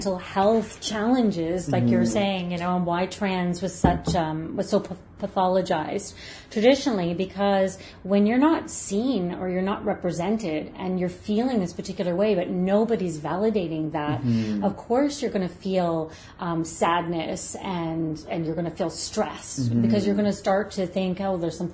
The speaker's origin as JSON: {"language": "English", "town": "Brampton", "region": "Ontario", "country": "Canada", "tie": "born or raised there", "moved": "yes", "lives_now": "Nova Scotia, Canada", "said": "I grew up in Ontario, and it was, at the time, it was a small town. Gosh, it's Brampton."}